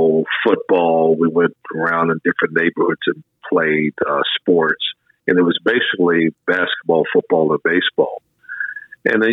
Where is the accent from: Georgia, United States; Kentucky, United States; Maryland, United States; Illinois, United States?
Maryland, United States; Prince George's County; I was growing up in the Maryland area, Prince George's County